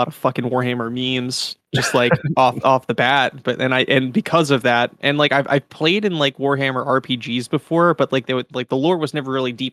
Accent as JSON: {"language": "English", "town": "Cape May", "region": "New Jersey", "country": "United States", "moved": "as an adult", "lives_now": "Philadelphia, United States", "said": "I'm originally from South Jersey, like a small town called Cape May."}